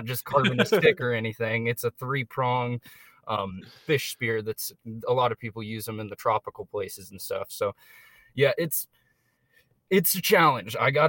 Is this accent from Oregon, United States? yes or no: yes; Eugene, Oregon, United States; I grew up in West Eugene